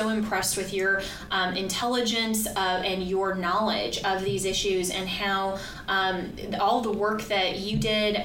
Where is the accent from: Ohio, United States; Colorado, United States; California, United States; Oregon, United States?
Colorado, United States; my home state of Colorado